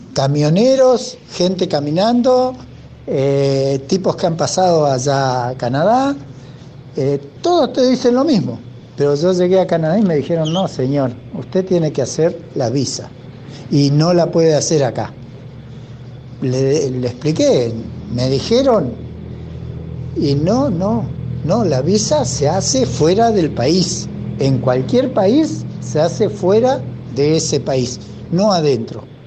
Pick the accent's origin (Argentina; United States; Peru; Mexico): Argentina; Trelew, Chubut; soy oriundo de la ciudad de Trelew, provincia del Chubut